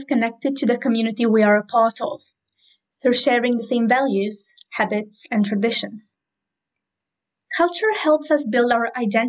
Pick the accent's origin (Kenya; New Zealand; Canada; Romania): Romania; moved away as an adult; now in United Kingdom; I was born and raised in Romania and moved to the United Kingdom 5 years ago.